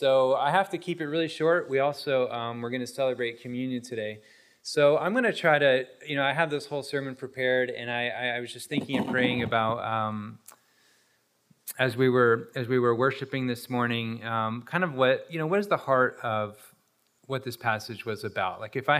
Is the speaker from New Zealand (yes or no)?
no; Japan; Roger Greenway is the reason that I grew up in Japan, because he was a missionary.